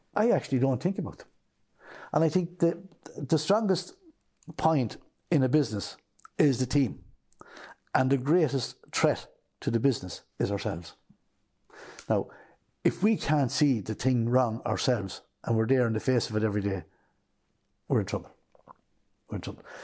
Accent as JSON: {"language": "English", "town": "Kilbeggan", "region": "Leinster", "country": "Ireland", "tie": "born or raised there", "also_born_or_lived": "Portlaoise", "moved": "as an adult", "lives_now": "Clonakilty, Ireland", "said": "I grew up in Westmead and Kilbeggan was part of a family of nine."}